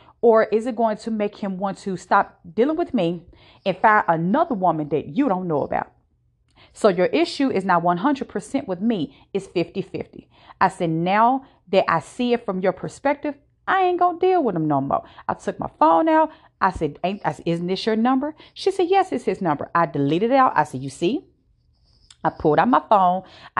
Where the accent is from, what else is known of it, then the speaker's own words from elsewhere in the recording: Virginia, United States; Now, I am not from the state that I currently live in. I am from Virginia.